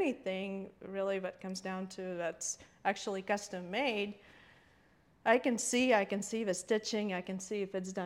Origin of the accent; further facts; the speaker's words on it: Latvia; now in United States; growing up in Latvia, though, you have to also realize it was Soviet Union. It was 1970s and 80s